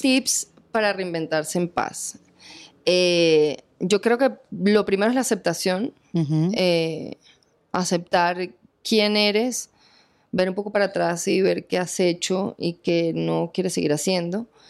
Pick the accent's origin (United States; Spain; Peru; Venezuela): Venezuela; moved away as an adult; now in Colombia; mi tierra, Venezuela